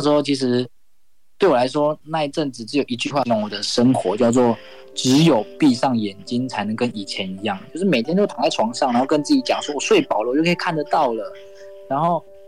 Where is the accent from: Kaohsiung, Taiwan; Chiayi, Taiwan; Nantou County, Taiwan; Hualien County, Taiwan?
Hualien County, Taiwan; Hualien; 我来自花莲